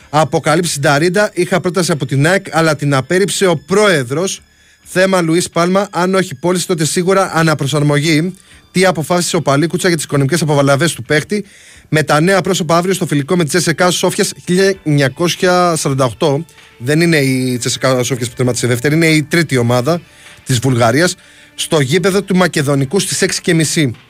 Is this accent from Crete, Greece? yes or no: yes; Heraklion, Crete, Greece; με τον Γερασίμου στα μέρη μου εκεί πέρα στο Ιερό Ηράκλειο.